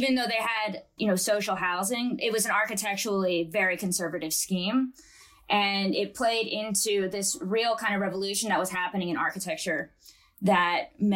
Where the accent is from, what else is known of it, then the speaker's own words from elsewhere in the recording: United States; I'm American